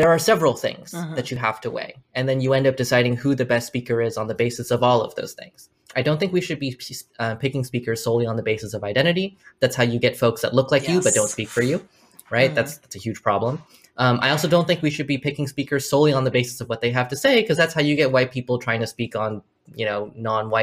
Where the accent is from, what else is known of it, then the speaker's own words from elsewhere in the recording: United States; I am Chinese American.